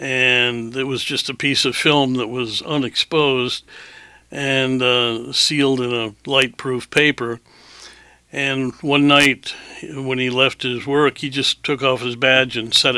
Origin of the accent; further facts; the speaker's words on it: Hanford, Washington, United States; born there; I was born in Hanford, Washington, not actually in the plant itself, but in the Army Hospital associated with it.